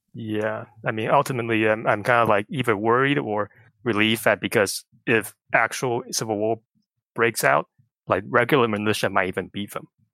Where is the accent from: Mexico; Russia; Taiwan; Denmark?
Taiwan; moved away; growing up in Taiwan